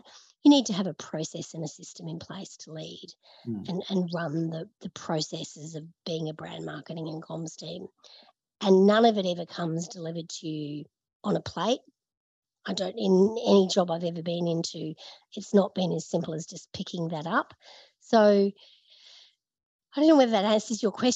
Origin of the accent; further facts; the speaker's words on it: Brisbane, Queensland, Australia; moved away as an adult; also born or lived in Sydney; now in Melbourne, Australia; I grew up in Brisbane. I moved to Sydney.